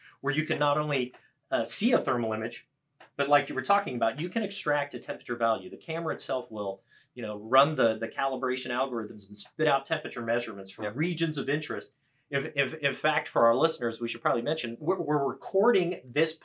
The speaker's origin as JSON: {"language": "English", "town": "Boston", "region": "Massachusetts", "country": "United States", "said": "I'm from the Boston area"}